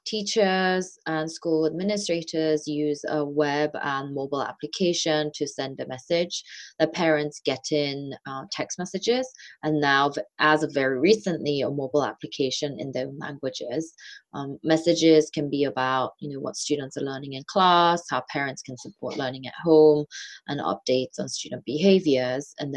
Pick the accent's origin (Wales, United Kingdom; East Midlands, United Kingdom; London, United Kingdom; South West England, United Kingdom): London, United Kingdom; suburbs of; also born or lived in South Korea; growing up as a Korean immigrant student in the suburbs of London. So I moved from Korea to England when I was 8